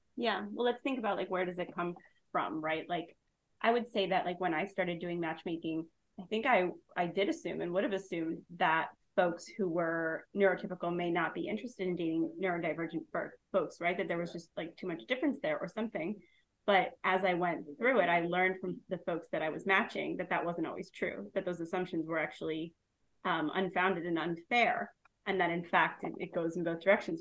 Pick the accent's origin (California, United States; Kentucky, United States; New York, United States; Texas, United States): New York, United States; Long Island; I'm from Long Island, New York